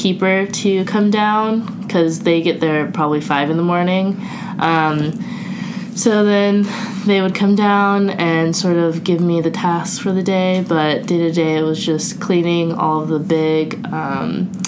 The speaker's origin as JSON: {"language": "English", "region": "California", "country": "United States", "also_born_or_lived": "North Carolina", "moved": "as an adult", "said": "I was from California"}